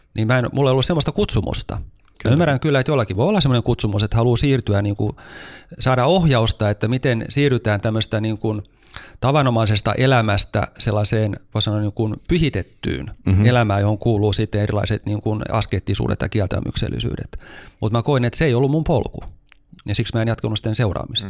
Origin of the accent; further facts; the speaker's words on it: Turku, Southwest Finland, Finland; moved away as an adult; also born or lived in Lappeenranta; now in Helsinki, Finland; mä siis olen kotoisin Turusta